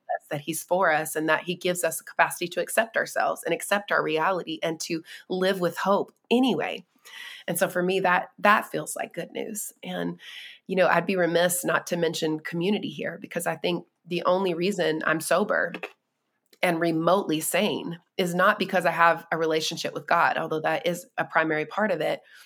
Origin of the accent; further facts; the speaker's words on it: North Carolina, United States; I was born and raised in North Carolina